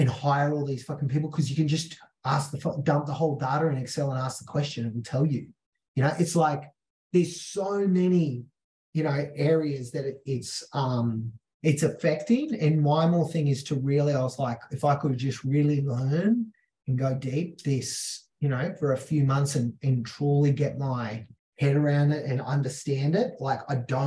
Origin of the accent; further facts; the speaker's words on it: Mount Isa, Queensland, Australia; I'm the kid from Mount Isa in Australia.